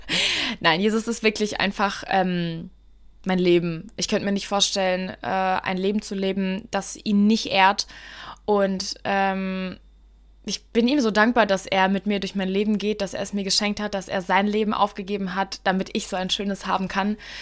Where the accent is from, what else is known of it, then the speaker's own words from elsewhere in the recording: Miltenberg, Bavaria, Germany; moved away as an adult; now in Frankfurt, Germany; ich bin äh, in Deutschland geboren, in Miltenberg, in Bayern. Es ist circa eine Stunde von Frankfurt und jetzt lebe ich in Frankfurt seit 2016.